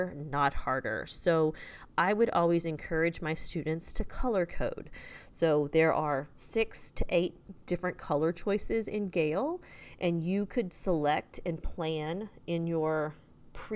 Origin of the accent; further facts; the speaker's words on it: Texas, United States; I'm from Texas